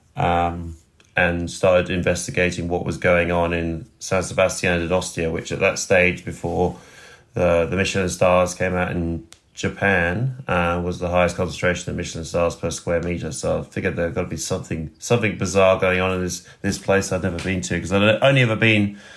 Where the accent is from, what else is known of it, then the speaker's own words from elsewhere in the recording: West Sussex, South East England, United Kingdom; moved away as an adult; also born or lived in Roehampton, London / Spain / France; now in Sydney, Australia; I was born just outside of London in Roehampton and grew up in sort of the southeast. I grew up in West Sussex